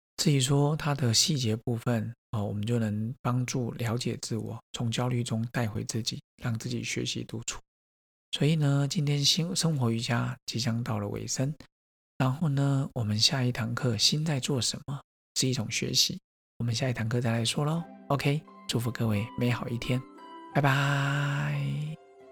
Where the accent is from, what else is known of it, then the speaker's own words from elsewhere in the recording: Taiwan; 我说，“嗯，台湾人